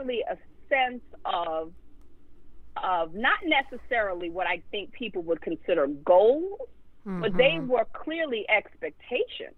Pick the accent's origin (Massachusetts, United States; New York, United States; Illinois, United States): New York, United States; New York City; growing up in Bed-Stuy in the 80s, in the middle of the crack era